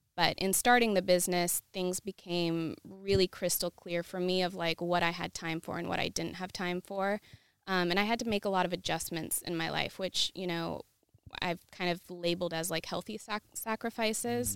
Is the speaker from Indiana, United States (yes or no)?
no; Yakima, Washington, United States; moved away as an adult; also born or lived in Seattle, Washington; now in Los Angeles, United States; I'm originally from Washington State, a small town called Yakima